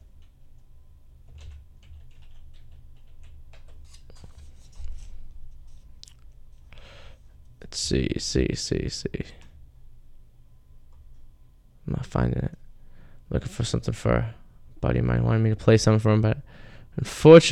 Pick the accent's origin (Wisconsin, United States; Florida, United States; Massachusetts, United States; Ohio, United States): Massachusetts, United States; Revere; we're all from Revere, MA